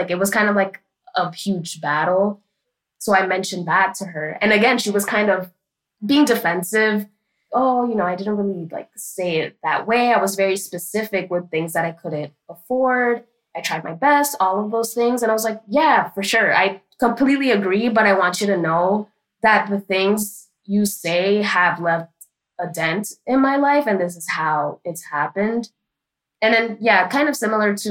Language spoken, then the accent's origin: English; New York City, New York, United States; I am from Washington Heights, aka Little Dominican Republic in New York City. And growing up, I called my mom and dad Mami and Papi